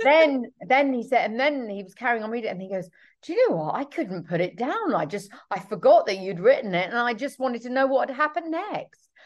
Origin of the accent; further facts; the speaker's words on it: United Kingdom; I'm British